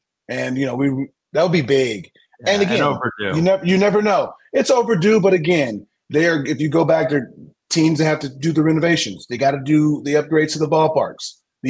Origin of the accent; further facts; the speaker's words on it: San Diego, California, United States; I'm from San Diego.